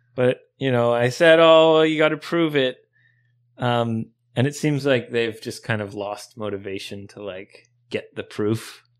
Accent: Canada; now in Japan; growing up in Canada

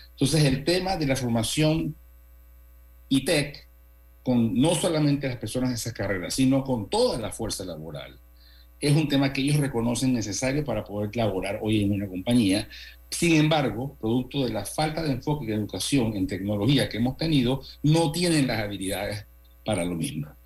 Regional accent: Panama; toda la vida como panameños hemos disfrutado y hemos tenido

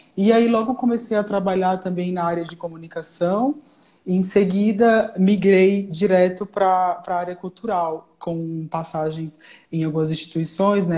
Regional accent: Alagoas, Brazil; moved away as an adult; now in São Paulo, Brazil; sou alagoano

